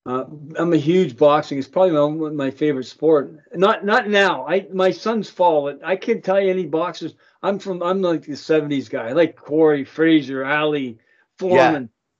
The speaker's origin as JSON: {"language": "English", "town": "Toronto", "region": "Ontario", "country": "Canada", "tie": "born or raised there", "lives_now": "Niagara, Canada", "said": "I'm a Toronto guy, born and raised, but I'm a Niagara person."}